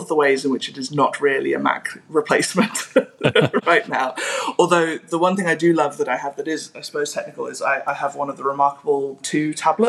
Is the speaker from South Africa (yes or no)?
yes; South Africa; I grew up in South Africa